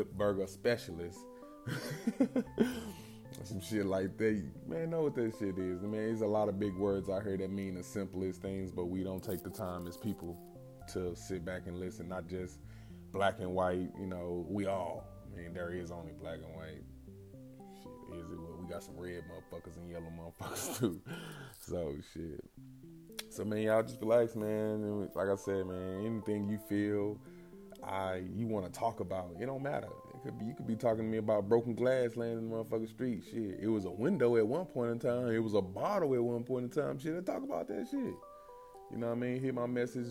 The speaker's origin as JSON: {"language": "English", "town": "St. Louis", "region": "Missouri", "country": "United States", "tie": "born or raised there", "also_born_or_lived": "Tennessee", "moved": "yes", "lives_now": "Tulsa, United States", "said": "I'm from St. Louis, mostly raised, born in Tennessee"}